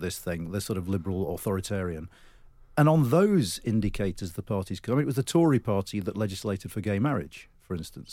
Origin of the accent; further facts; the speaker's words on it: Wakefield, Yorkshire and the Humber, United Kingdom; moved away; I grew up in West Yorkshire